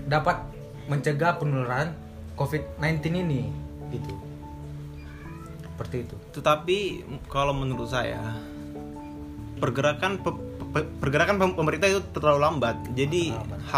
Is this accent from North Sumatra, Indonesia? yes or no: yes; Medan, North Sumatra, Indonesia